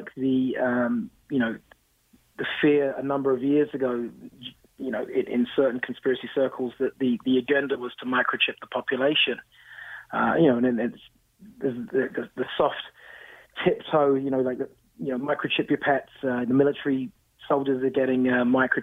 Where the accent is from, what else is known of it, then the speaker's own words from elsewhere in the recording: London, United Kingdom; now in Toronto, Canada; growing up in London, very old society